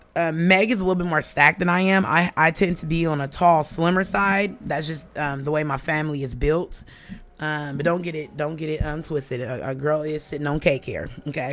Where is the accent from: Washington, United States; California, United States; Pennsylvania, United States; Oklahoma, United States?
California, United States; Oakland; moved away; originally I'm from Oakland, California